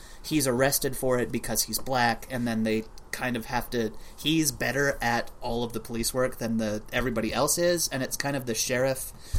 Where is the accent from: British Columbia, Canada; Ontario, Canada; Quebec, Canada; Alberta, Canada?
Alberta, Canada; I'm from Alberta.